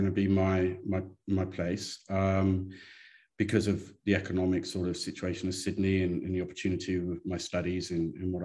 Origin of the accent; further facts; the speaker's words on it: Somerset, South West England, United Kingdom; moved away as an adult; also born or lived in London; now in Brisbane, Australia; I'm an Englishman, not in New York, but in Brisbane. I grew up in Somerset in southwest England, very country, very rural.